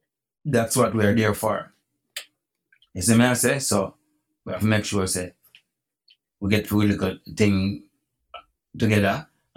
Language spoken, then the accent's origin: English; New York, United States; born there; I was born in New York. That's why I live in New York now.